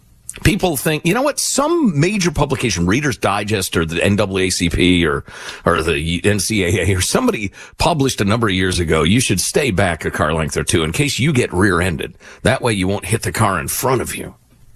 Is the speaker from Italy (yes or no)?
yes; Italy; born there